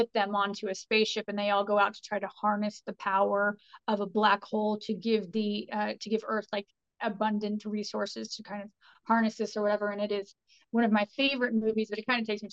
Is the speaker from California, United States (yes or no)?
no; Terre Haute, Indiana, United States; now in Indianapolis, United States; my hometown, Terre Haute, which is hillbilly